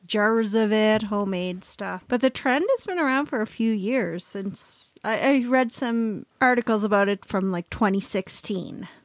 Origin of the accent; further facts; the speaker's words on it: Canada; we're Canadian